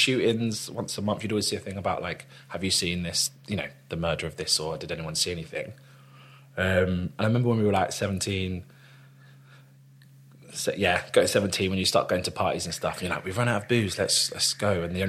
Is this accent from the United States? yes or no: no; London, United Kingdom; So growing up in Northwest London.